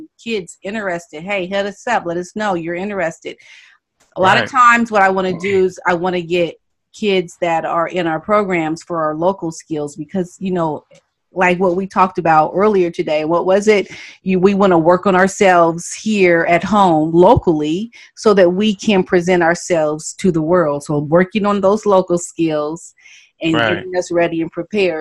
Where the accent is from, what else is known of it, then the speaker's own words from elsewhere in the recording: United States; I had that arrogance about I'm an American